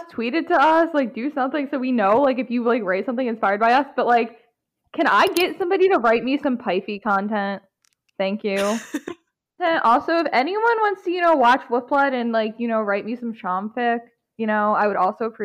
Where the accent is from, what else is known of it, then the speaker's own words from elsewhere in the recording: United States; I'm from America.